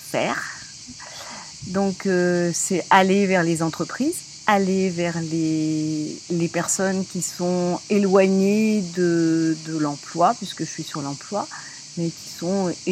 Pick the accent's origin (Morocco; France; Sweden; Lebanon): France; Paris, Île-de-France; Je suis parisienne au départ, puis euh, j'ai navigué un petit peu dans toute la France.